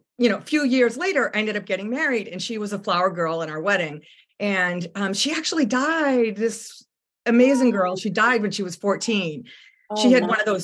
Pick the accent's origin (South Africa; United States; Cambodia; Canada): United States; Boston, Massachusetts; also born or lived in Bosnia / Seoul, Korea / Tacoma, Washington; now in Richmond, United States; I'm from Boston. So I grew up hearing all about Paul Revere